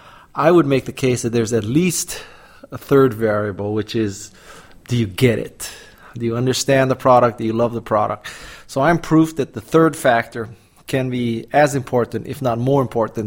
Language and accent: English; Honolulu, Hawaii, United States; moved away as an adult; also born or lived in Stanford, California / Los Angeles, California; I'm from Honolulu, Hawaii, and I left Hawaii to go to undergraduate school at Stanford.